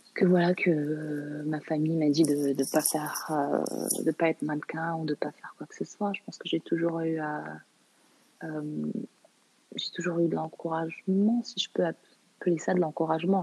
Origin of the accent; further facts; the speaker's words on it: Canada; also born or lived in Morocco; Je, je, suis née au Maroc, j'ai grandi au Canada